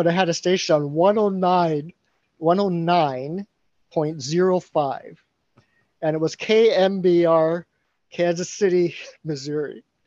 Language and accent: English; Niagara Falls, Ontario, Canada; also born or lived in Scotland; It was in Niagara Falls. That's my hometown